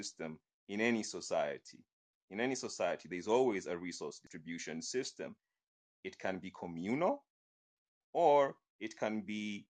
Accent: Kenya; I'm Kenyan

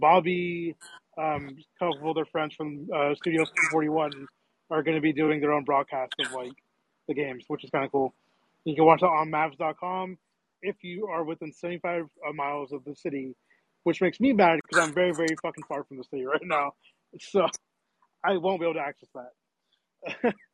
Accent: Dallas, Texas, United States; I'm from Dallas

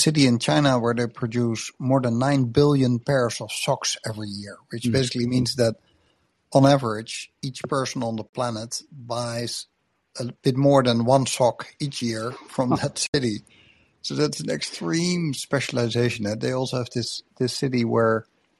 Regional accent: Netherlands; I come from Netherlands, where biggest city in the country is just 700,000 people.

